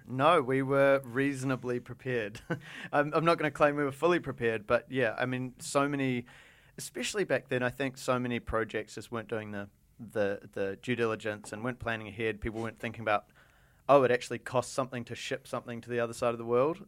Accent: New Zealand; moved away; also born or lived in Japan; we're from New Zealand, we're kind of weird and different, and we have strange accents

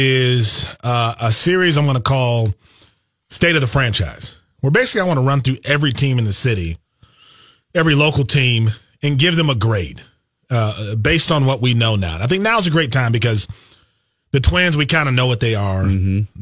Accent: Wisconsin, United States; Growing up in Wisconsin, the Brewers were number one with their farm system for like 6 years in a row, and they didn't win.

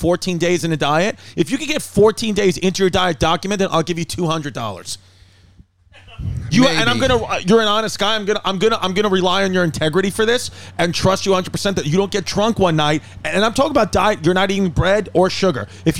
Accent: Queens, New York, United States; also born or lived in Staten Island; I grew up and went to all high schools in Queens, could arguably say I have a lot of friends on Staten Island, half my life I spent on Staten Island because my dad lived in New Dorp.

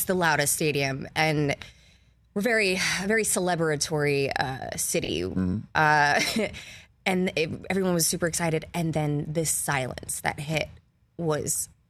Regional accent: New Orleans, Louisiana, United States; accent: Cajun; moved away; from New Orleans.

